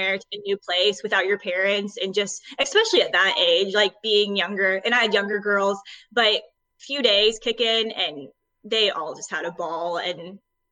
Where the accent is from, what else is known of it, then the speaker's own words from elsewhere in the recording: Arkansas, United States; I am from Arkansas